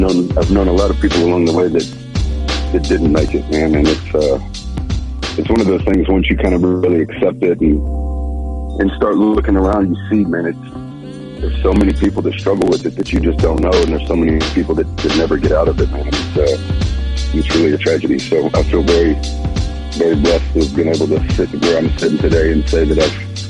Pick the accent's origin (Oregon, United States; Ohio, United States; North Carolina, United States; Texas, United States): Texas, United States; I'm from the South. I'm from Texas.